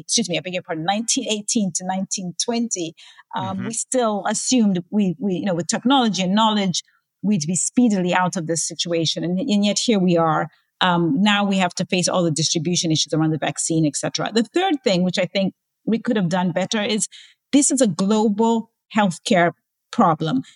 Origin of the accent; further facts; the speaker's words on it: Zambia; my home country of Zambia